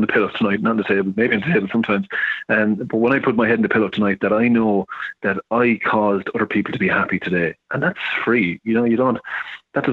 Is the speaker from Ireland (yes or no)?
yes; Ireland; I'm an Irishman, so I can say this, but the Irish, we're the worst in the world for taking compliments